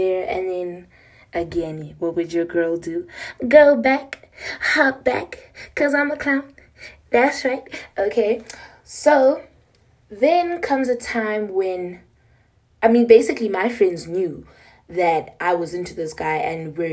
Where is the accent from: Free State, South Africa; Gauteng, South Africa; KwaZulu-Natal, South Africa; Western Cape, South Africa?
Gauteng, South Africa; Pretoria; I'm from South Africa, Pretoria